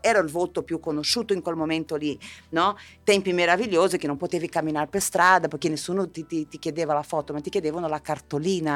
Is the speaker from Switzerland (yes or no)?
no; southern Brazil, Brazil; now in Italy; io venivo da, io da, provengo dal sud del Brasile